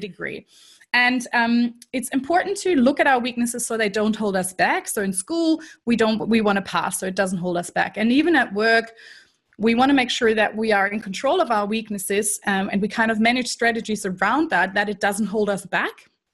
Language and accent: English; Germany; accent: German; English is a second language; moved away as an adult; also born or lived in Canada / United States; now in Melbourne, Australia; I am actually German originally, so people might be able to tell from the accent that is still somewhere there. Um, and I grew up in Germany